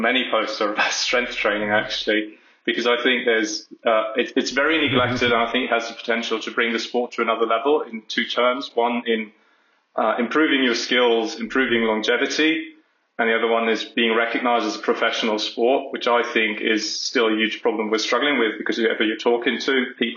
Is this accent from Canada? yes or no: no; Germany; I've been living in Germany almost all my life.